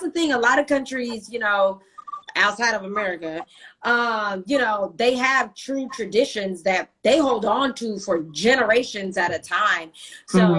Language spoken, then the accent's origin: English; United States; especially being American